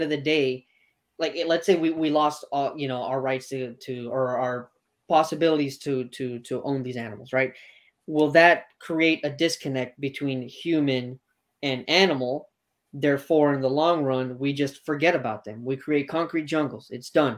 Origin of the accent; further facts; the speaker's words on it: Miami, Florida, United States; I'm from Miami, so I'm from the root of the problem